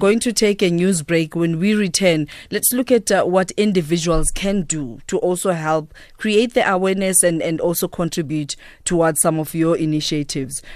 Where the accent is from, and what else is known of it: South Africa